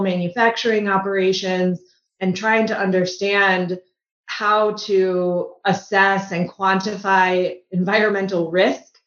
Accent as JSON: {"language": "English", "town": "Buffalo Grove", "region": "Illinois", "country": "United States", "tie": "born or raised there", "also_born_or_lived": "Chicago", "said": "I grew up in the suburbs of Chicago, a town called Buffalo Grove."}